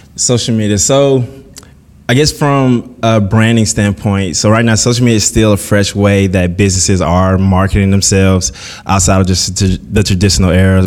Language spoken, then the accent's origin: English; Columbus, Mississippi, United States; moved away; I was born and raised in Columbus, Mississippi